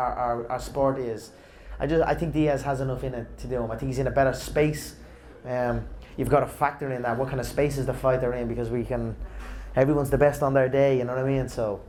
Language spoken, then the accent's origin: English; Leinster, Ireland; I've done this before in my hometown, but I've done it under boxing, in an amateur boxing event in my old boxing club, Crumlin Boxing Club.